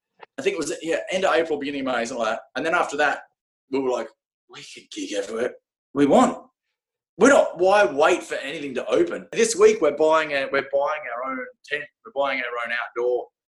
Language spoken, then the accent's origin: English; Glendalough, County Wicklow, Ireland; We grew up in Wicklow anyway. Glendalough.